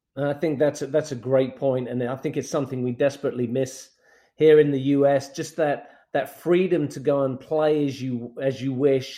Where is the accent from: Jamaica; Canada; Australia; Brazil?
Brazil; São Paulo; now in United States; which is actually where I grew up as well. I grew up in Morumbi